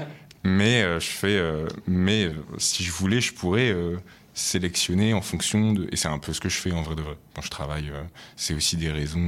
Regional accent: Lyon, Auvergne-Rhône-Alpes, France; je viens de Lyon à la base, donc c'est ma ville.

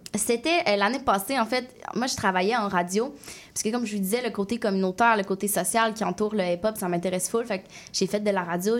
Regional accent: Quebec City, Quebec, Canada; j'ai grandi à Québec, dans un, quartier super multiculturel

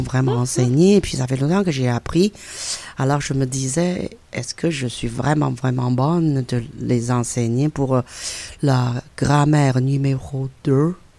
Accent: China; French is a second language; moved away as an adult; now in Quebec, Canada; Je suis chinoise, c'est sûr et certain, parce que ça fait 42 ans que j'ai vécu en Chine.

